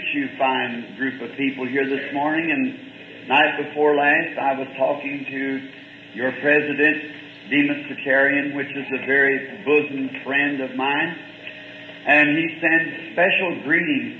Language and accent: English; the South, United States; I'm a Southerner